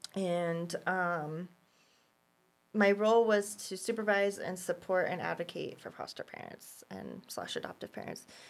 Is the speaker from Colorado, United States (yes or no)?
yes; Boulder, Colorado, United States; I was born in Boulder, um, in nineteen eighty-seven